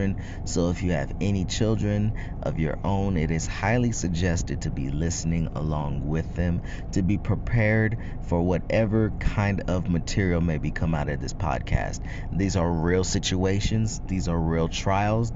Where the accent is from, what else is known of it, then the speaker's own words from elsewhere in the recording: Northern California, United States; in Northern Cali, man, we call it being side busted